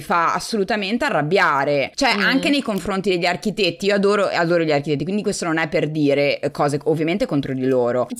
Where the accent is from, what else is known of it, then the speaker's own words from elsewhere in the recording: Forlì, Emilia-Romagna, Italy; moved away as an adult; also born or lived in San Diego, United States / New York, United States / Bologna; now in United States; sono originariamente di Forlì, quindi sono romagnola